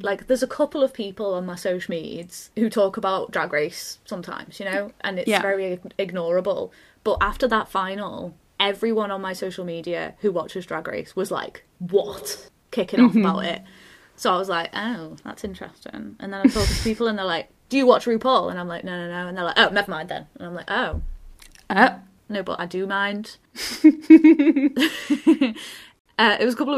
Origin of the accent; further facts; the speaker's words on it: United Kingdom; I'm British.